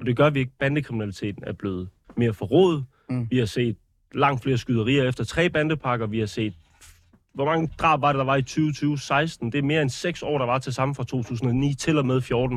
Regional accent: Odense, Southern Denmark, Denmark; jeg kommer fra Odense

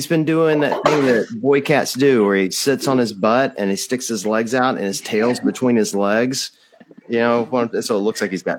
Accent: Mississippi, United States; I'm from Mississippi

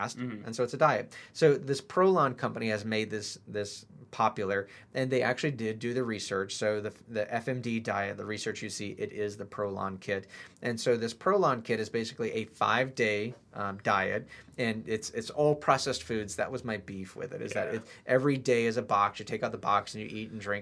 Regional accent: United States; we're American

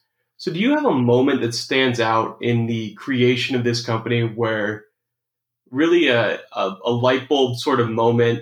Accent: Portland, United States; because I'm from Portland.

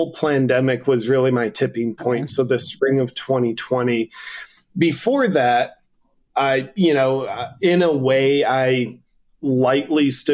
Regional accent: United States; as an American

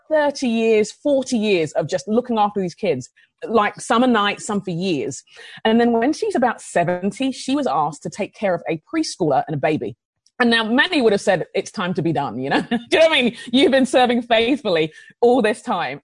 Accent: London, United Kingdom; now in Minnesota, United States; I grew up in London

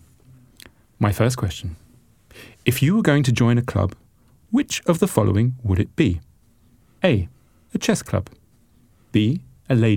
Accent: England, United Kingdom; In England, we have stiff upper lips.

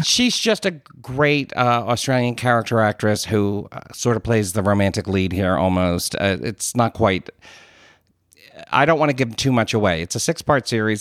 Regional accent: United States; I'm an Irish American

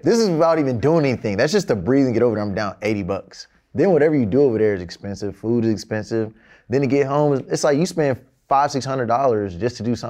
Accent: Georgia, United States; moved away as an adult; now in New York, United States; I'm from Georgia.

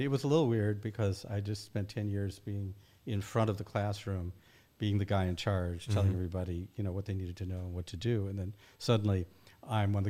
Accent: New England, United States; moved away; also born or lived in Kansas City, Missouri / Michigan / Scotland / Berkeley; started actually in Kansas City, Missouri, in the heartland of America. Mm-hmm. Grew up mostly New England, and some in Michigan

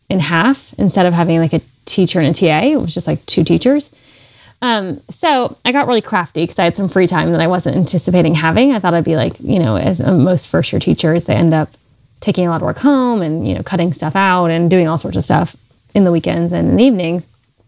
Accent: North Carolina, United States; I grew up in North Carolina, where I still live. I'm a Southern girl at heart

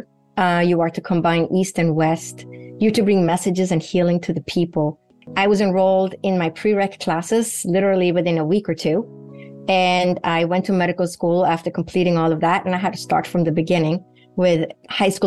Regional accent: Sweden; moved away; Sweden, where I grew up in Northern Europe

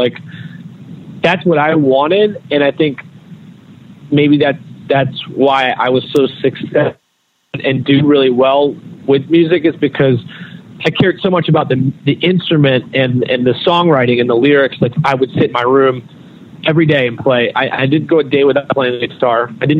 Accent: North Carolina, United States; I never really fit in anywhere because of probably where I went to school and growing up in North Carolina and all that shit.

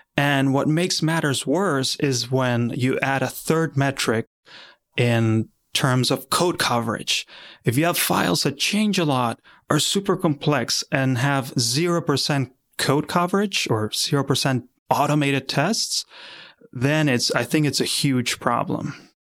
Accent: Argentina; moved away as an adult; now in Philadelphia, United States; I come from Argentina

